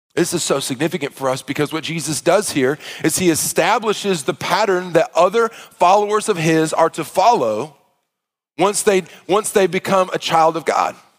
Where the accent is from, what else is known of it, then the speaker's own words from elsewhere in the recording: Arkansas, United States; I grew up in the South in a Baptist church